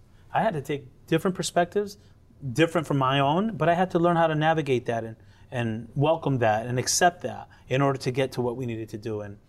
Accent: Connecticut, United States; born there; I'm as American as apple pie and rice and beans. I was born in Connecticut.

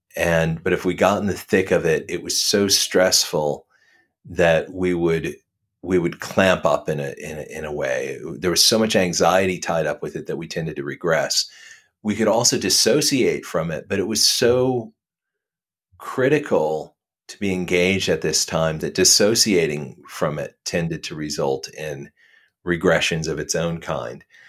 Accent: the South, United States; I was brought up in the South

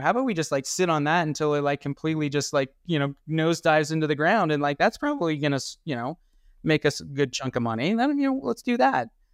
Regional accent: Colorado, United States; I'm from Colorado

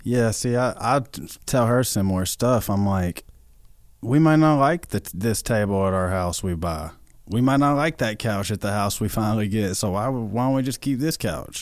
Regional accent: White House, Tennessee, United States; moved away as an adult; now in Nashville, United States; I'm from White House, Tennessee. It's a town of just thousands of people

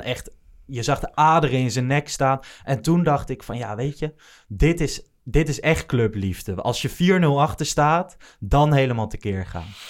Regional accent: Achterhoek, Gelderland, Netherlands; now in Hilversum, Netherlands; Ik ben niet geboren in Amsterdam, zelfs niet in de, in de regio, opgegroeid in de Achterhoek zelfs

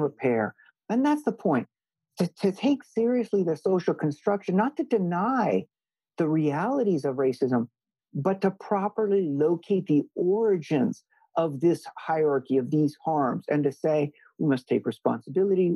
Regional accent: Hawaii, United States; moved away as an adult; also born or lived in Missouri / Princeton; I was born and raised in Hawaii along with an older brother

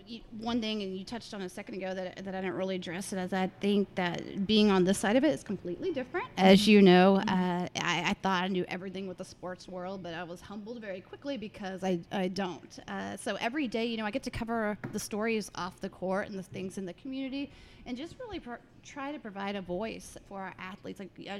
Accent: Duncanville, Texas, United States; I grew up in here in Dallas. I grew up in Duncanville.

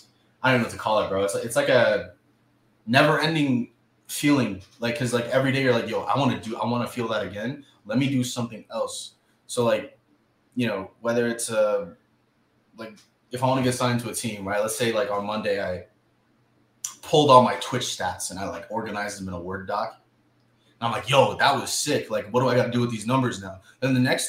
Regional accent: Southern California, United States; I'm from SoCal.

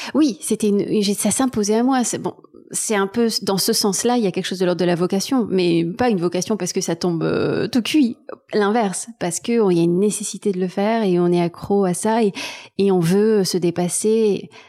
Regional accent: Marseille, Provence-Alpes-Côte d'Azur, France; moved away as an adult; also born or lived in Taiwan / Berlin, Germany; now in Paris, France; j'ai grandi à Marseille, pas dans la Pinède, pas loin de, pas loin de la mer

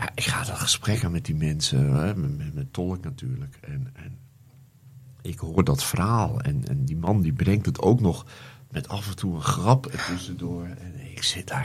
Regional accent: Netherlands; ik uit Nederland kom

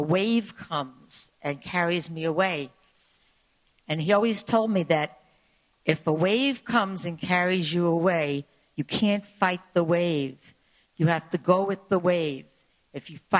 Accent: New York City, New York, United States; I grew up in the Rockaways, not far from where you lived

